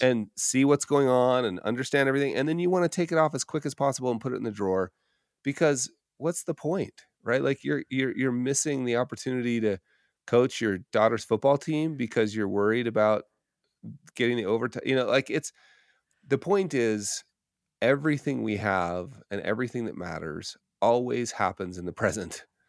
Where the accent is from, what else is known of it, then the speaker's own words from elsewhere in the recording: Park City, Utah, United States; moved away; moving back to my hometown of Park City, Utah